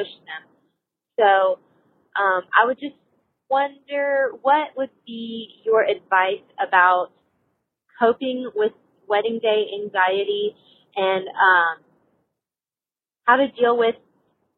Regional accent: Louisiana, United States; I'm from Louisiana, and I'm 28 years old

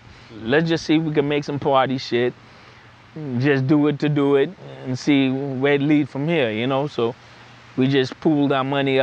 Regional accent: Port of Spain, Trinidad & Tobago; moved away; also born or lived in New York, United States; I was born in Port of Spain, Trinidad. You know, I'm half Chinese, half black. I moved to New York in 1977

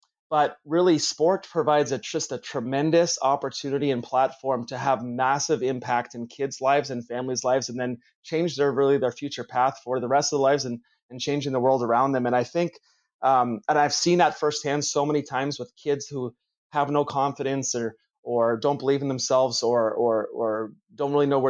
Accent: Toronto, Ontario, Canada; moved away as an adult; now in California, United States; I'm originally from Toronto, from Canada.

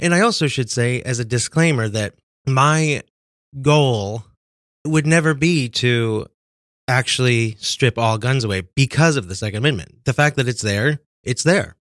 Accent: Kansas, United States; moved away; I grew up in Kansas

